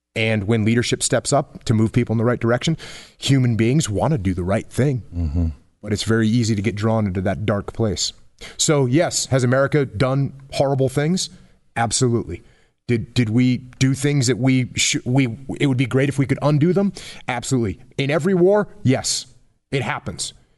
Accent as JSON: {"language": "English", "region": "New England", "country": "United States", "tie": "born or raised there", "said": "I grew up in New England"}